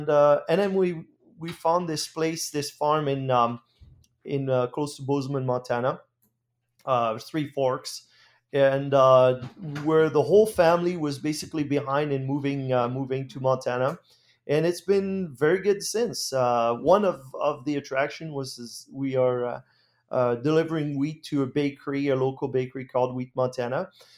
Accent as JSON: {"language": "English", "country": "France", "tie": "born or raised there", "second_language": "English", "moved": "as an adult", "said": "Well, I grew up in France in a farming family. Actually, my heritage is Dutch. My grandparents moved from the Netherlands to France after the Second World War."}